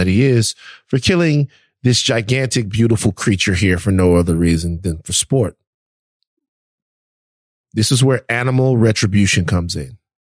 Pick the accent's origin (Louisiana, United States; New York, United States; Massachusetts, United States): Louisiana, United States; Baton Rouge; I'm from Baton Rouge, Louisiana.